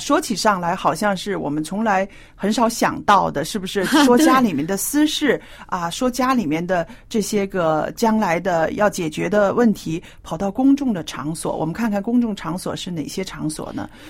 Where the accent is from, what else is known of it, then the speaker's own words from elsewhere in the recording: China; 我觉得啊，这方面呢，我们中国人是特别要注意的。